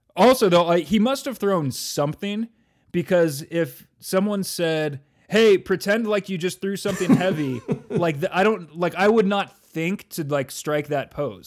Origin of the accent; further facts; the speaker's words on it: California, United States; moved away; where I grew up in California